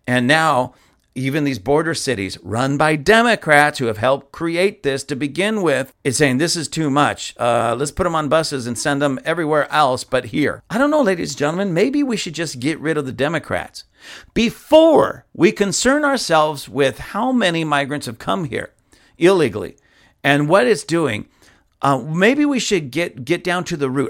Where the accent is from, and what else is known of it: United States